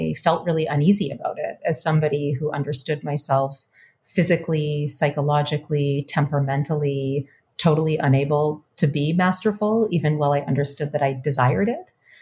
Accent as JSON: {"language": "English", "town": "Winnipeg", "region": "Manitoba", "country": "Canada", "tie": "born or raised there", "moved": "as an adult", "lives_now": "Richmond, United States", "said": "I am a Canadian person. I grew up in Winnipeg to diasporic parents, both immigrant."}